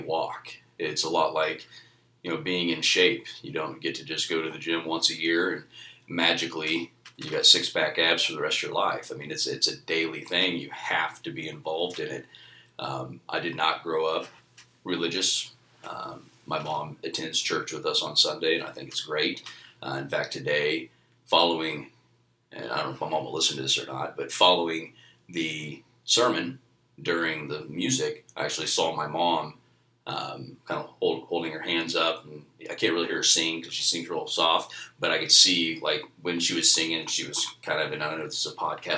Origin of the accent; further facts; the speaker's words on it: Wellsville, Kansas, United States; born and raised in Wellsville my entire life, graduated from Wellsville High School